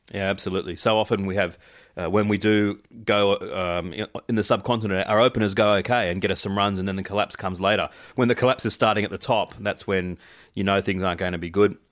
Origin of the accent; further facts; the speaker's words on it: Australia; as an Australian fan